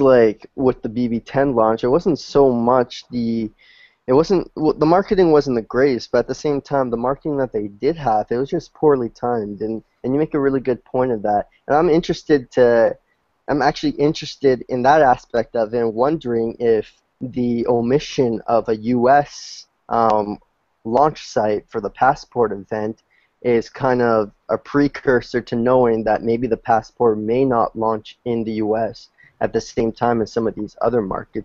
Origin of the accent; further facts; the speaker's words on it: Canada; Being a Canadian